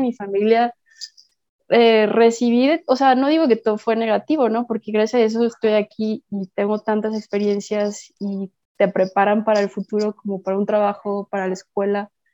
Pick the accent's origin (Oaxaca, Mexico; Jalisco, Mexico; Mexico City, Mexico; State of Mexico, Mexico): Jalisco, Mexico; Puerto Vallarta; soy de Puerto Vallarta